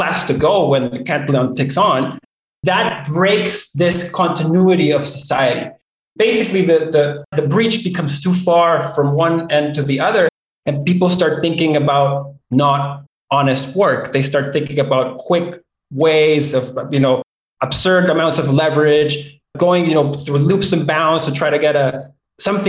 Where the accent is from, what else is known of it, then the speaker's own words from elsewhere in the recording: Venezuela; now in Canada; growing up in Venezuela